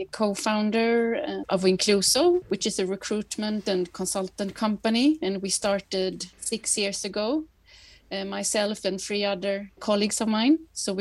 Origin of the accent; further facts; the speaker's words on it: Gothenburg, Västra Götaland, Sweden; English is a second language; also born or lived in Paris, France / France / Canada / United States; So I come from Gothenburg otherwise, and my mom's from Paris. So I grew up in both those cities.